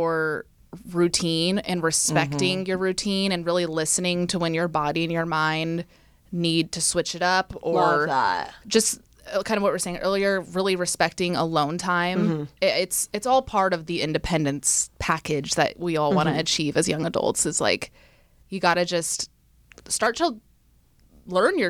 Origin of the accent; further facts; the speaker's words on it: East Bay, California, United States; moved away as an adult; also born or lived in San Francisco; now in Los Angeles, United States; I grew up in the East Bay